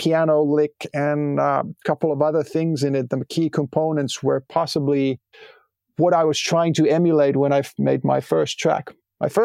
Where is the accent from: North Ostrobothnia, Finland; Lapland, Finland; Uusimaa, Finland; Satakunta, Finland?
Satakunta, Finland; Pori area; a couple of like local radio stations that I was listening to from Pori and Harjavalta and Huittinen.